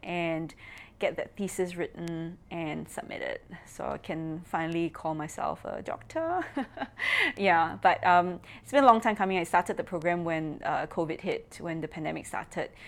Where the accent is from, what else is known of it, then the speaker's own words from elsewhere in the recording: Singapore; I'm from Singapore